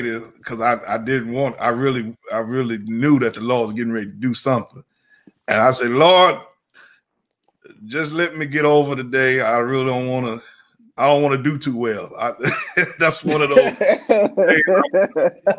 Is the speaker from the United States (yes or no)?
yes; Rockford, Illinois, United States; moved away as an adult; now in Chicago, United States; I'm going to pastor in my hometown.